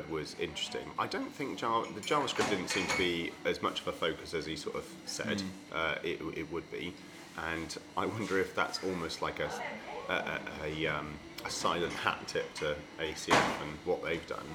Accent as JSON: {"language": "English", "region": "England", "country": "United Kingdom", "said": "we're English"}